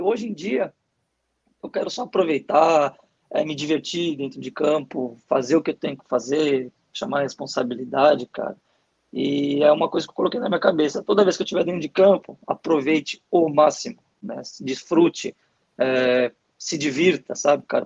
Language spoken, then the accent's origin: Portuguese; São Paulo, Brazil; moved away as an adult; also born or lived in Bulgaria; now in United States; Sim, eu sou de São Paulo, capital. Né? Nascido e criado em São Paulo.